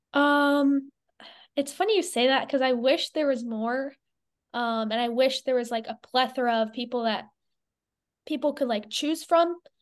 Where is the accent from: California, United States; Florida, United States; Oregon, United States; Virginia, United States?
Florida, United States; Clearwater; I grew up in Clearwater, Florida